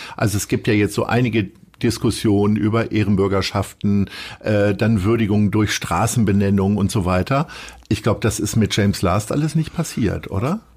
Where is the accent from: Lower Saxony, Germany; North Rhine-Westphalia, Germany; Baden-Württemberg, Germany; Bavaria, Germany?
Lower Saxony, Germany; Stadthagen; Meine Heimatstadt.